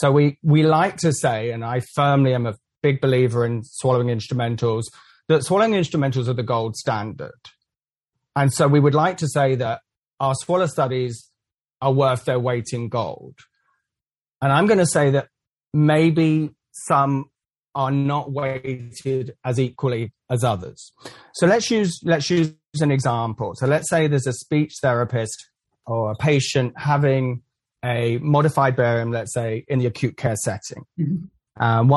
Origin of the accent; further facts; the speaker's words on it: England, United Kingdom; also born or lived in Central Florida; now in Florida, United States; I'm from England originally